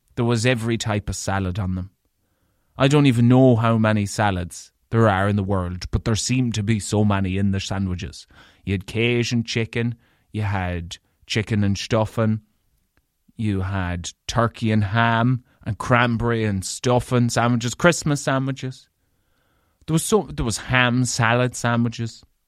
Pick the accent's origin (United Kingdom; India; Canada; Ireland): Ireland; Leitrim, Connacht; I'm from Leitrim